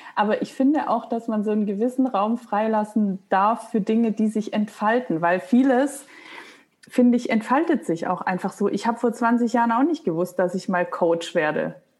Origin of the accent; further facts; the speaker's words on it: Stuttgart, Baden-Württemberg, Germany; moved away as an adult; also born or lived in Hamburg / Munich; now in Berlin, Germany; ich komme aus Stuttgart